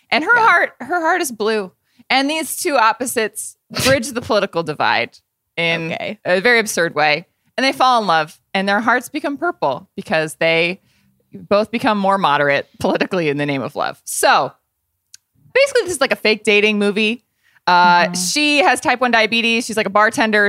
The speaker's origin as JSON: {"language": "English", "region": "Indiana", "country": "United States", "said": "I'm a Hoosier. I'm from Indiana"}